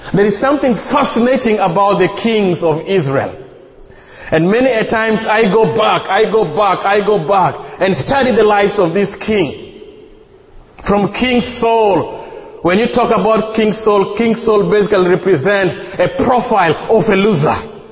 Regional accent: Uganda; I come from Uganda

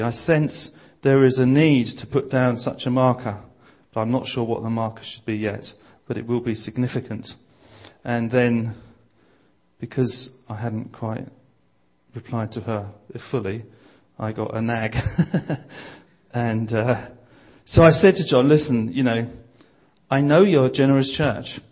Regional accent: Bromley, London, United Kingdom; I'm from a place called Bromley, which is uh, southeast London.

